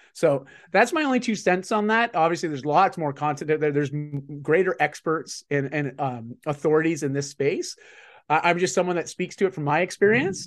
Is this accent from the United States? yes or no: no; Canada; I'm just Canadian